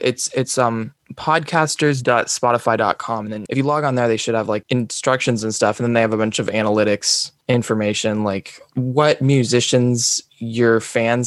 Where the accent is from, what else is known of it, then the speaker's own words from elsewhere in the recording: Palo Alto, California, United States; accent: American; I'm currently in Palo Alto. I grew up in Palo Alto